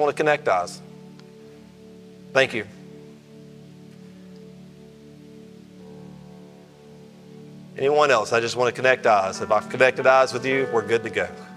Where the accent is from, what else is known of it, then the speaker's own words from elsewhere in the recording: Alabama, United States; I'm from Alabama